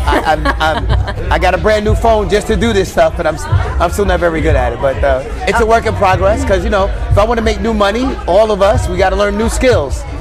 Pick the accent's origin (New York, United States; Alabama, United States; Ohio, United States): New York, United States; I'm from New York, so we're close to Philly